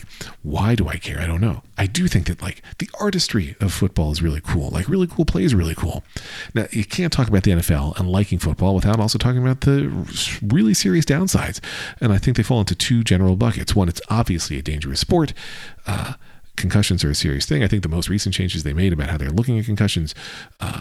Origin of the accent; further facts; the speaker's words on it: Philadelphia, Pennsylvania, United States; I grew up in Philadelphia as well. I grew up in southeastern Pennsylvania